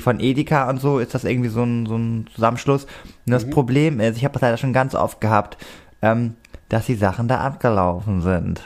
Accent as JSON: {"language": "German", "town": "Cuxhaven", "region": "Lower Saxony", "country": "Germany", "moved": "yes", "said": "ich komme ja aus Cuxhaven."}